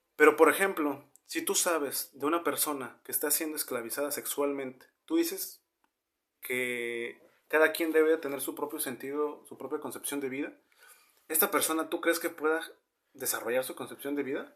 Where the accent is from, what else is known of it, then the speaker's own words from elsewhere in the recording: northern Mexico, Mexico; somos norteños